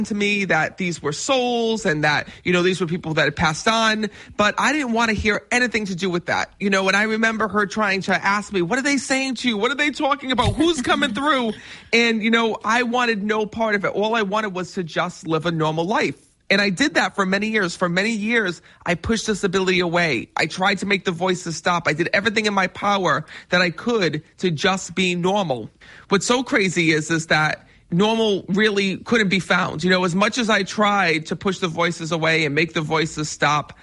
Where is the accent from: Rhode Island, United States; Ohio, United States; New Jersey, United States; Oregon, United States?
Rhode Island, United States; Cranston; Yes, I am from Rhode Island. I was born and raised in Cranston.